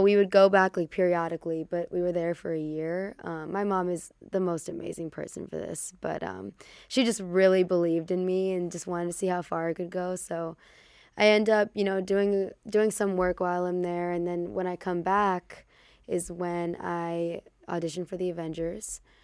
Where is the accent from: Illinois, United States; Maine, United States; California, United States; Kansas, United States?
Illinois, United States; Chicago; also born or lived in Hollywood; we grew up in Chicago